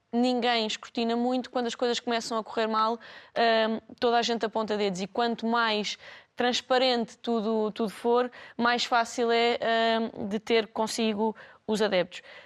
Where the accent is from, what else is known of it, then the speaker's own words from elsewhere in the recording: Lisbon, Portugal; nós somos alfacinhas